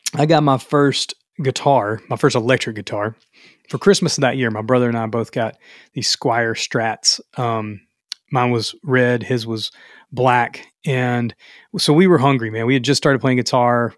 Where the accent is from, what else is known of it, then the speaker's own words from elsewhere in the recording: the South, United States; I'm from the South